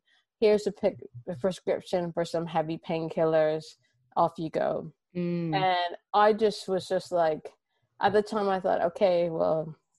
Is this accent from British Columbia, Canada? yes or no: no; Toronto, Ontario, Canada; now in London, United Kingdom; Everyone kind of wonders when they hear me, they wonder where I'm from, but I'm from Toronto.